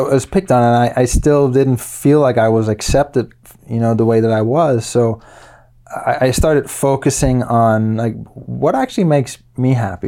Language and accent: English; Luxembourg; moved away as an adult; also born or lived in Denmark; now in United States; I was, uh, born in Denmark and when I was nine, My family moved from Denmark to Luxembourg, and I lived there for twelve years.